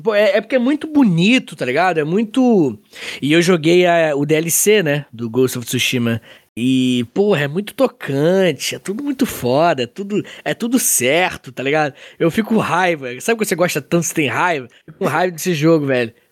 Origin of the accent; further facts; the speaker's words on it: Angra dos Reis, Rio de Janeiro, Brazil; now in Itaguaí, Brazil; eu sou de Angra